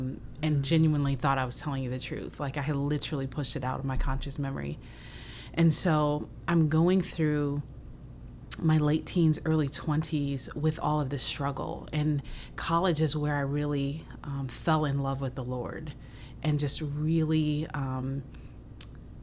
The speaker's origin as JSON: {"language": "English", "town": "Waukegan", "region": "Illinois", "country": "United States", "tie": "born or raised there", "said": "We grew up in the Waukegan area"}